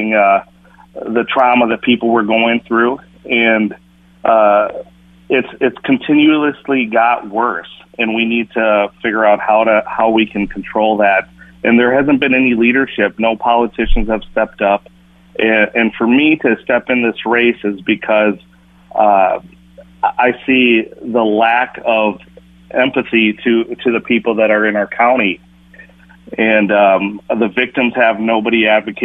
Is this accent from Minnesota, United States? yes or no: yes; Minneapolis, Minnesota, United States; I grew up in Minneapolis, and that's my base, and that's where my family lives